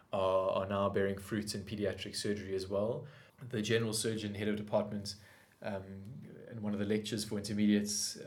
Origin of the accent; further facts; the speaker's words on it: South Africa; as a South African